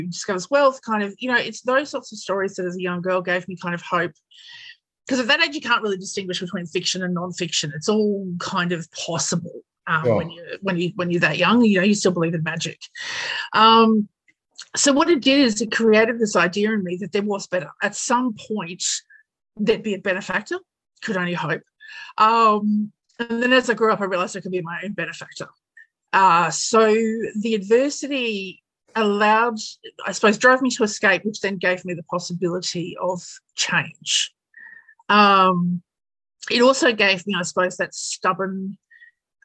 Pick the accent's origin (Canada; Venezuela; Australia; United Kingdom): Australia; I'm an Aussie, couple of generations now